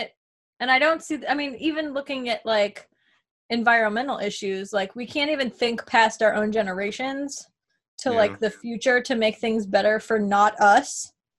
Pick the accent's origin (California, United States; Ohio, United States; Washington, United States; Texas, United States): Texas, United States; born there; I was born in Texas.